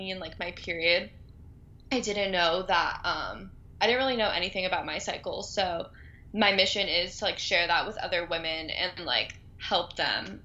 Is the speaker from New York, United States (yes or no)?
no; Southern California, United States; also born or lived in Boston; I'm from Southern California